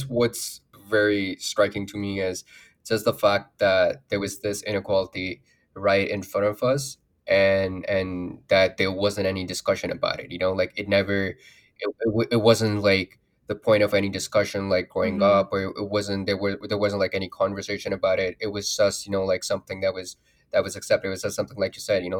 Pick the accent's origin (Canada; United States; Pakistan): Pakistan; Lahore, Punjab; moved away; I grew up in Lahore